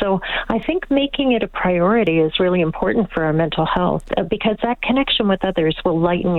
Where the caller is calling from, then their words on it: Toronto, Ontario, Canada; I'm calling from Toronto.